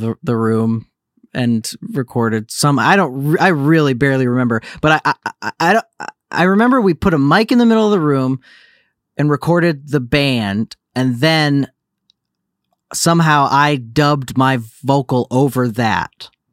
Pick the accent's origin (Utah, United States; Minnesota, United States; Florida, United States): Florida, United States; Naples; also born or lived in Livonia, Michigan; now in Los Angeles, United States; I was born in Michigan, but yeah, I'm, uh, I, I grew up, I spent most of my formative years in Naples, Florida